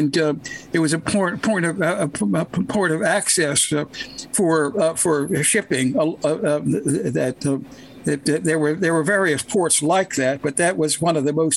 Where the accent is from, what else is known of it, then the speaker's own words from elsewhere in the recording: Baltimore, Maryland, United States; growing up in Baltimore, I knew people who had stories of their own to tell.